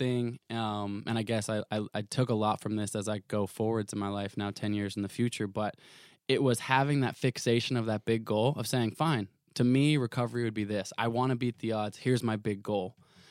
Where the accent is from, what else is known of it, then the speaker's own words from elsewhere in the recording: Portland, Oregon, United States; I grew up in Portland, Oregon.